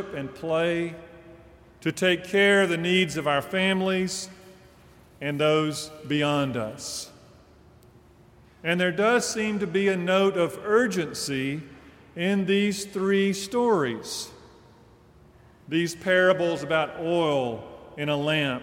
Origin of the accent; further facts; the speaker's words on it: Deep South, United States; as a child growing up in the Deep South